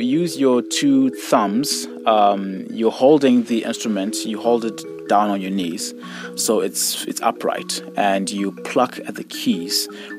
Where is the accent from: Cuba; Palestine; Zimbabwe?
Zimbabwe; now in Alberta, Canada; My family, like many families in Zimbabwe, you know, grew up with a very religious background, and singing is a huge part of that. I was in a Shona choir, so Shona is the indigenous language